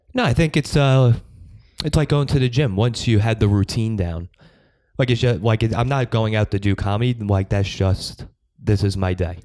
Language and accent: English; Long Island, New York, United States; I'm from Long Island.